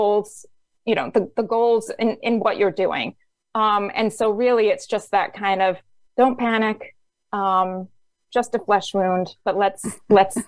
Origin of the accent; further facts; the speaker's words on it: England, United Kingdom; I grew up in England